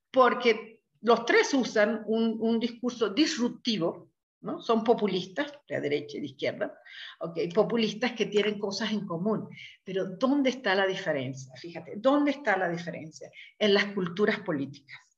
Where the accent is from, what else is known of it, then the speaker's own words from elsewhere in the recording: Venezuela; Al menos en mi país, en Venezuela, estaba la izquierda guerrillera, la izquierda romántica de los académicos, la izquierda autoritaria